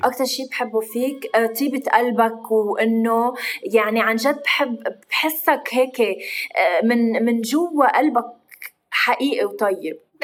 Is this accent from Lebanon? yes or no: yes; Lebanon; نحن اللبنانيه